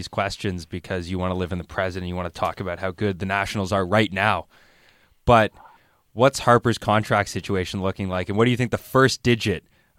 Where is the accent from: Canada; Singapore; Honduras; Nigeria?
Canada; also born or lived in Montreal; As a Canadian who lives in Montreal and has been to the Big